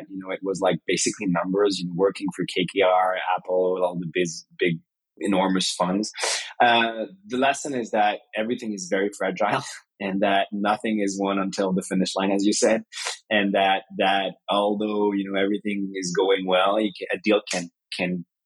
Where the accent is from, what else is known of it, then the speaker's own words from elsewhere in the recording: France; I was born in France, you know, 85. Life was great. My father was an entrepreneur. My mother was American. Grew up like any kid in France